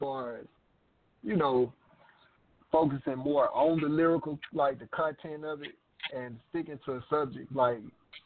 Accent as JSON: {"language": "English", "town": "Jackson", "region": "Tennessee", "country": "United States", "tie": "born or raised there", "moved": "yes", "lives_now": "Atlanta, United States", "said": "I'm originally from Tennessee"}